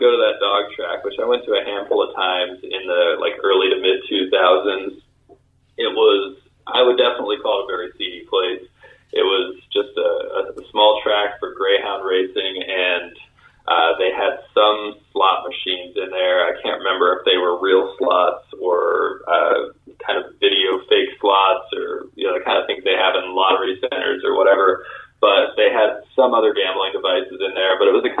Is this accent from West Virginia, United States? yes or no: yes; Charleston, West Virginia, United States; moved away; I grew up in Charleston, but when I was in college, my dad moved out to the area known as Cross Lanes or around there